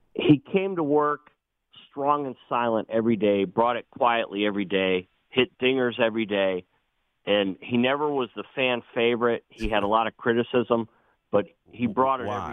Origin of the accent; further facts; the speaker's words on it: Cleveland, Ohio, United States; now in Myrtle Beach, United States; I'm from Cleveland